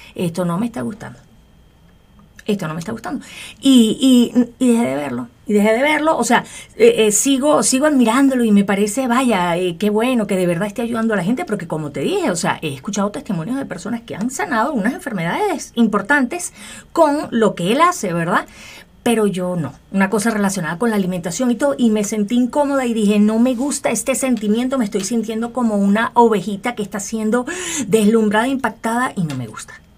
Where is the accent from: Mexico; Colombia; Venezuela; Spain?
Venezuela; yo soy venezolana.